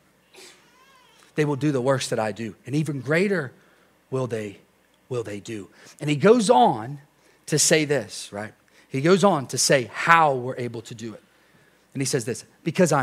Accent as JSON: {"language": "English", "country": "United States", "said": "we're American"}